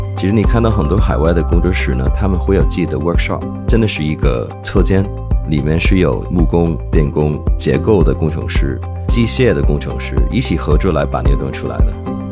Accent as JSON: {"language": "Chinese", "country": "Hong Kong", "tie": "born or raised there", "also_born_or_lived": "United States", "accent": "港普, ABC", "moved": "as an adult", "lives_now": "Beijing, China", "said": "我是美国出生，香港长大"}